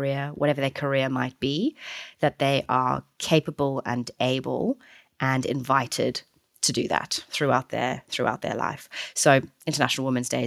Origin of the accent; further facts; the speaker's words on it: South Africa; Certainly I'm South African